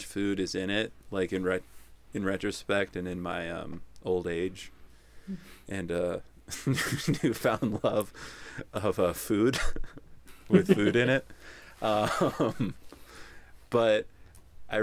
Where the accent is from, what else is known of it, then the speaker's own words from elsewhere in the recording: right outside of Philadelphia, Pennsylvania, United States; I am from Pennsylvania, as you're aware, right outside of Philadelphia